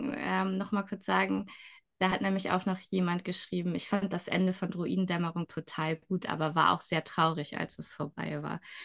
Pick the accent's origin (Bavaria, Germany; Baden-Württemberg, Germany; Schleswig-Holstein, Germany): Schleswig-Holstein, Germany; Schleswig; ich bin selbst ja in Schleswig aufgewachsen